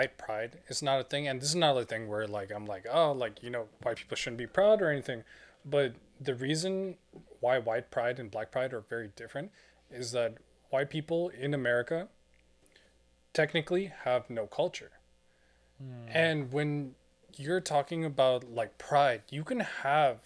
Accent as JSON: {"language": "English", "country": "United States", "said": "as American people"}